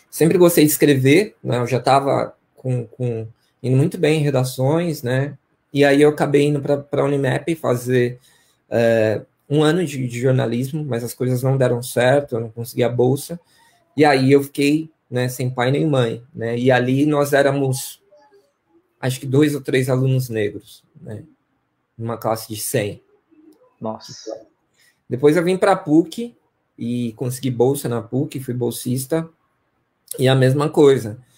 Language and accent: Portuguese; Campinas, São Paulo, Brazil; eu sou natural de Campinas, né? Cresci aqui num bairro chamado Vila Bela, Vila Castelo Branco, os bairros mais tradicionais da periferia de Campinas, né?